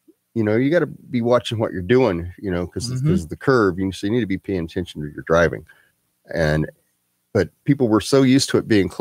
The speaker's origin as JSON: {"language": "English", "region": "Oregon", "country": "United States", "tie": "born or raised there", "moved": "yes", "lives_now": "Texas, United States", "said": "I grew up in Oregon"}